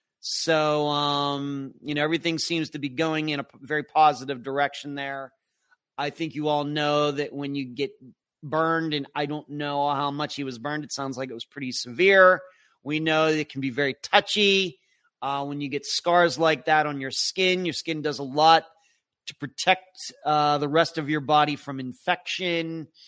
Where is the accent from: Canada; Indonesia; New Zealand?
New Zealand; Nelson; as I measured 8,150 miles away, I am from Nelson, New Zealand.